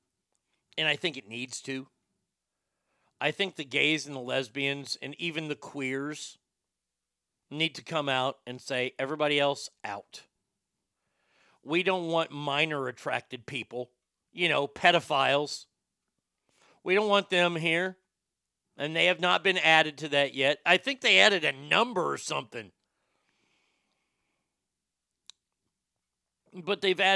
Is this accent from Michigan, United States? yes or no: no; Garland, Texas, United States; The city of Dallas, my hometown, if you will, my hometown's Garland, but, you know, Dallas.